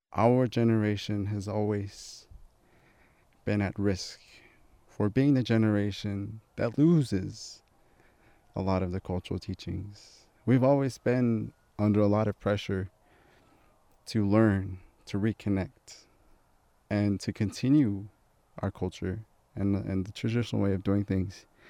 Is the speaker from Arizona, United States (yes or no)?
yes; Flagstaff, Arizona, United States; also born or lived in Shiprock, New Mexico; I'm from Flagstaff, but I live here for the summer